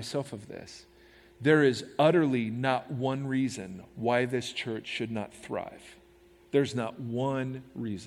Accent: United States; as American Christians

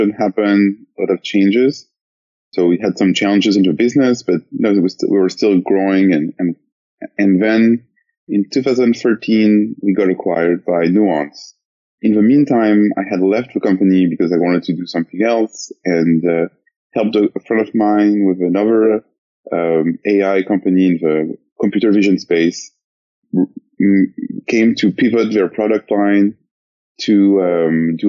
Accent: France; moved away as an adult; now in San Francisco, United States; I'm from France.

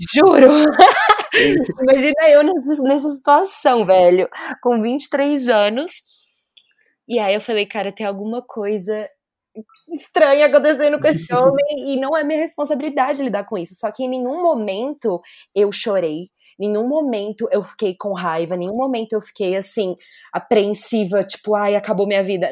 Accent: Belo Horizonte, Minas Gerais, Brazil; moved away as an adult; also born or lived in São Paulo; saí de Belo Horizonte

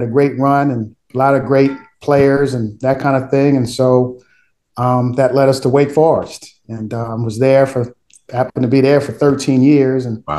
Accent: Philadelphia, Pennsylvania, United States; moved away; born and raised in Philadelphia.

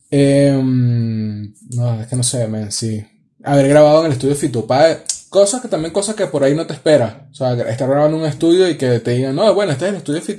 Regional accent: Venezuela; no, no, no, yo soy de Venezuela.

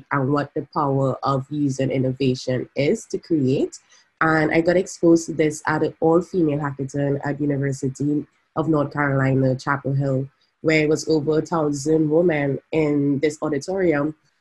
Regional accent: Trinidad & Tobago; moved away as an adult; now in San Francisco, United States; I'm from Trinidad and Tobago, and now I'm based in San Francisco

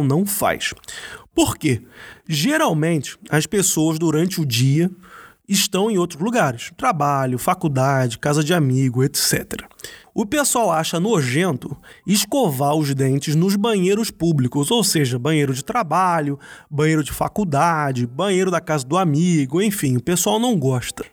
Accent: Rio de Janeiro, Brazil; now in Germany; Eu sou do Rio de Janeiro, eu pegava trem de manhã cedo

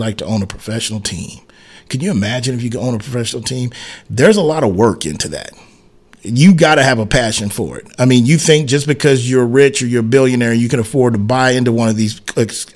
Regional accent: San Antonio, Texas, United States; my hometown, me being a Spurs fan

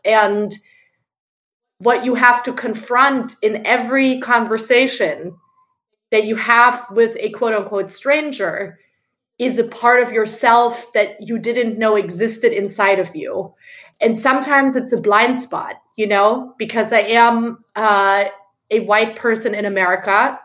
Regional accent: Germany; moved away as an adult; now in New York, United States; I'm originally from Germany

